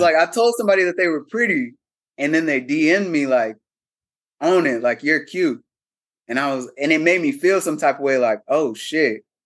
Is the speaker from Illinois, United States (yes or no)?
no; Cincinnati, Ohio, United States; moved away as an adult; also born or lived in Atlanta, Georgia; prior to moving to Atlanta, I'm from Cincinnati, Ohio.